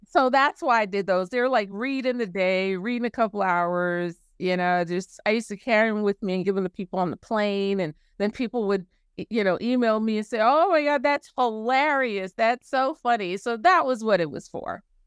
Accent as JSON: {"language": "English", "town": "New York City", "region": "New York", "country": "United States", "tie": "born or raised there", "moved": "yes", "said": "I'm from New York City"}